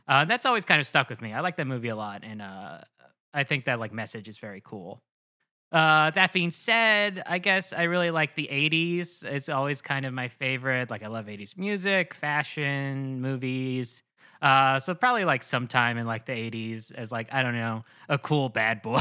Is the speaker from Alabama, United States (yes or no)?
no; New Jersey, United States; also born or lived in Lehigh Valley, Pennsylvania / Queens, New York; I'm from New Jersey